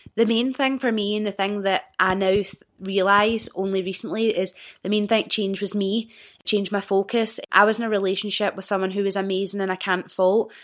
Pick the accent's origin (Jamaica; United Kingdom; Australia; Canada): United Kingdom; Old Kilpatrick, Scotland; I was born and raised in Old Kilpatrick, which is a small village outside of Clyde Bank